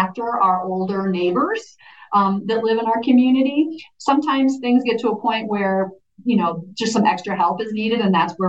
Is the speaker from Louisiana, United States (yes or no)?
no; Iowa, United States; moved away as an adult; also born or lived in Denver, Colorado; now in Western Slope, Colorado, United States; I'm from Iowa, and my sister moved to Boulder in the 70s